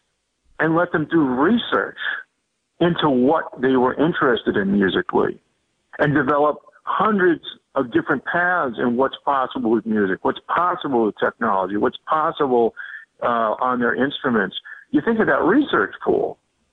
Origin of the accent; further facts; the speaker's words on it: Boston, Massachusetts, United States; also born or lived in Montreal; growing up in the Boston area